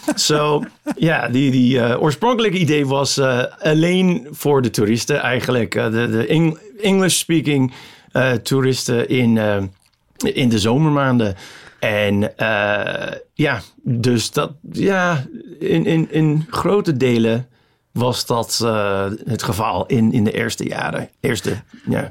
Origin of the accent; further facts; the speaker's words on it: Chicago, Illinois, United States; Dutch is a second language; moved away as an adult; now in Amsterdam, Netherlands; de eerste helft van mijn leven was tot 94 in Amerika, in Chicago. En sindsdien in, in Nederland, in Amsterdam.